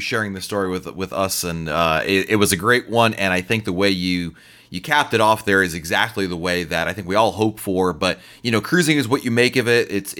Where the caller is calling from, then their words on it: Scotland, United Kingdom; We're from Scotland, and we thought we would share our experience of the effects of the COVID lockdown on our cruises.